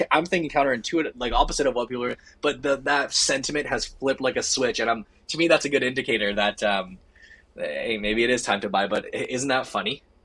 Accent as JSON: {"language": "English", "country": "Canada", "said": "We're the Canadian guys."}